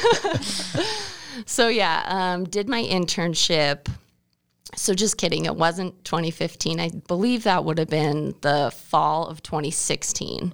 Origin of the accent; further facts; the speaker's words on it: Mackay, Idaho, United States; I grew up in the small town Mackey, Idaho